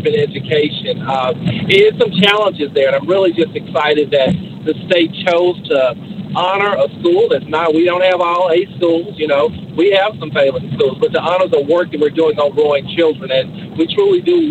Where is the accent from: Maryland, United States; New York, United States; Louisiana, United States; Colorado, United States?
Louisiana, United States; Caddo Parish; moved away as an adult; also born or lived in Georgia / Dallas area, Texas; I was born in Caddo Parish. Both my parents were career Caddo educators.